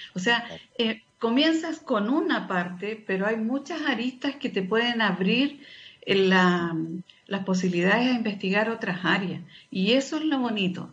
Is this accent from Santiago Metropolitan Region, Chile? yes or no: no; Antofagasta, Chile; also born or lived in Oficina José Francisco Vergara; Nací acá en Antofagasta, pero, pero estaba ya con, con mis padres